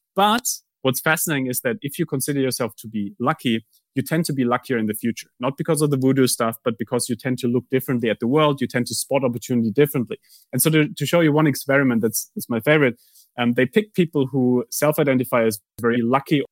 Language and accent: English; Germany; moved away; I grew up in Germany.